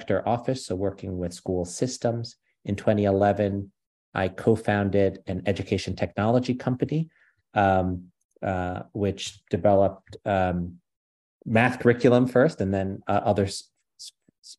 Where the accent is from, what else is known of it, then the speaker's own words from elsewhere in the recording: New Haven, Connecticut, United States; also born or lived in New York; I was born in the US, in New York, grew up in New Haven, Connecticut